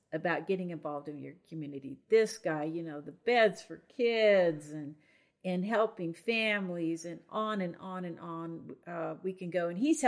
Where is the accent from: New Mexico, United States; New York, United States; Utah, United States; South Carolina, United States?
New Mexico, United States; Farmington; My hometown.